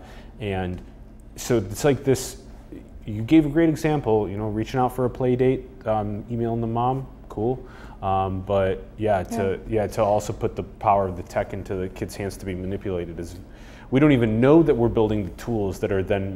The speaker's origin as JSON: {"language": "English", "country": "United States", "tie": "born or raised there", "said": "I was born in the United States"}